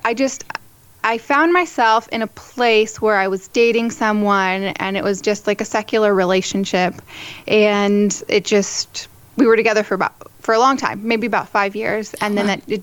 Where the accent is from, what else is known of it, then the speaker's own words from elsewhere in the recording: San Diego, California, United States; I am from San Diego, California, born and raised, and I am a cradle Catholic